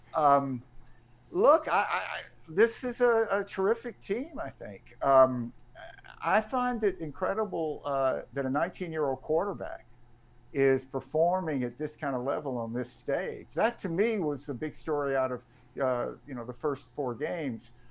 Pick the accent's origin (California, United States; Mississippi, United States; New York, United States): Mississippi, United States; Jackson; when I was a kid growing up in Jackson, and my dad and I used to, uh, walk to the games that were in Memorial Stadium, um, for my house over in Bellhaven.